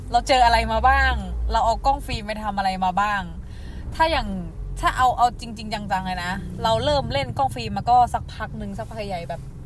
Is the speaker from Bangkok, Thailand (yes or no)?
no; Chiang Mai, Thailand; born or raised there